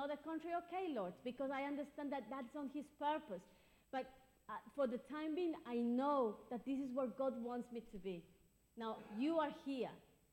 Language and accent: English; Ecuador; now in London, United Kingdom; I'm from Ecuador. That's my country of birth